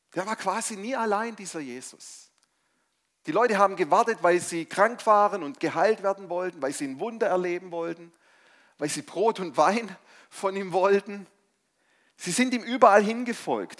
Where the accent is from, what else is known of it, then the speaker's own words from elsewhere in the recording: Stuttgart, Baden-Württemberg, Germany; also born or lived in Mainz; ich komme ursprünglich aus Stuttgart, bin wieder nach Stuttgart zurückgezogen